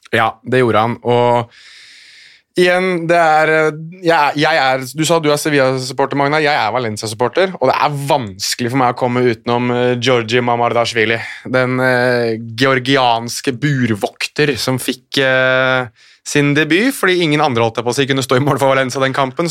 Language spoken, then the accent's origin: Norwegian; Oslo, Norway; jeg er født og oppvokst i Oslo sentrum